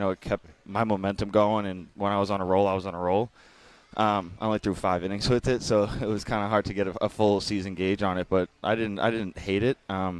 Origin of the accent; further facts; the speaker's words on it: Boston, Massachusetts, United States; now in Jupiter, United States; I know I'm from Boston. I grew up in cold. My blood has become so thin since I've moved down to Jupiter.